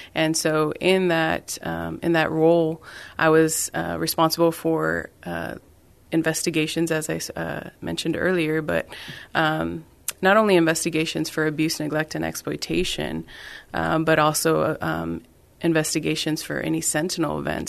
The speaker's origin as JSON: {"language": "English", "town": "San Benito", "region": "Texas", "country": "United States", "moved": "yes", "said": "I am originally from South Texas. So I'm from San Benito"}